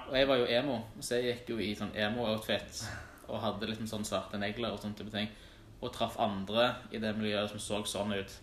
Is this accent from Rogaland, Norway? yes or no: yes; Stavanger, Rogaland, Norway; jeg vokste jo opp på Tasta, men da på feil side av fjellet